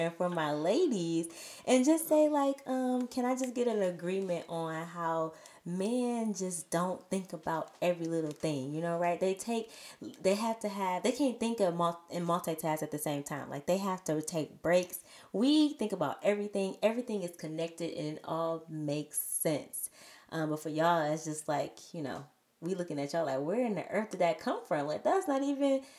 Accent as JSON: {"language": "English", "town": "Detroit", "region": "Michigan", "country": "United States", "also_born_or_lived": "DR", "moved": "as an adult", "said": "We're also from the Detroit area"}